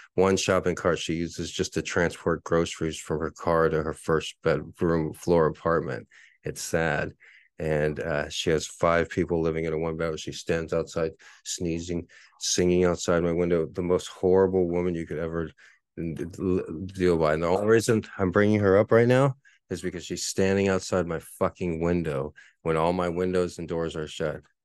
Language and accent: English; San Antonio, Texas, United States; my hometown team, the only real team I've cheered for in my whole life, the San Antonio Spurs